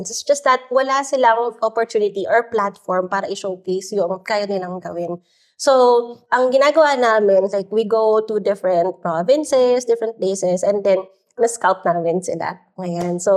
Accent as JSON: {"language": "Tagalog", "country": "Philippines", "tie": "born or raised there", "said": "traditions in the Philippines. Kasi in one case naman, I was talking to this young entrepreneur in my hometown province, no?"}